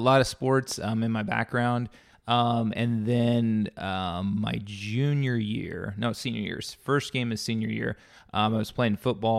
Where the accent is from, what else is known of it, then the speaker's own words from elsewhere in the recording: Creston, Iowa, United States; also born or lived in Indiana; So I grew up in Southwest Iowa, a little town called Creston.